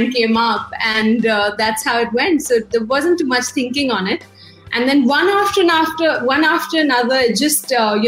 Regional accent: Mumbai, Maharashtra, India; moved away as an adult; now in Perth, Australia; Born and bred in Mumbai

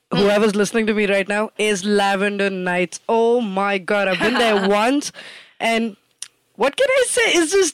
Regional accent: Hyderabad, Telangana, India; I'm from Hyderabad.

